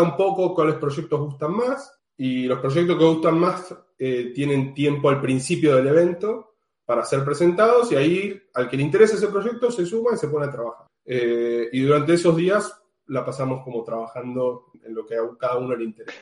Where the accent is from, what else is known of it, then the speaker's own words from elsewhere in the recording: Argentina; now in Amsterdam, Netherlands; estoy viviendo actualmente en Ámsterdam, soy argentina